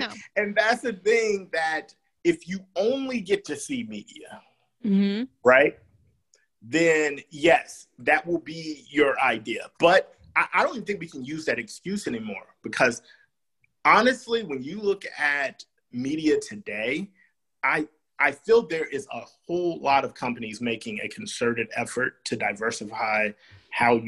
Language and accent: English; the South, United States; I'm from the South